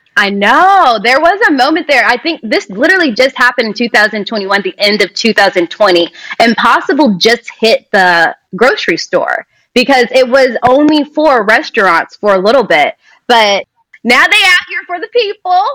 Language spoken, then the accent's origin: English; Kentucky, United States; moved away as an adult; also born or lived in Lexington, Kentucky; now in Los Angeles, United States; I'm from Kentucky